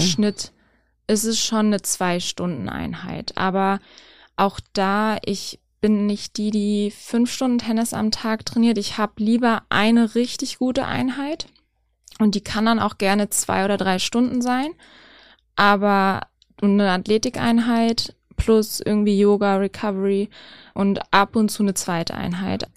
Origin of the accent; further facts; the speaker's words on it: near Gifhorn, Lower Saxony, Germany; in der Nähe von meiner Heimat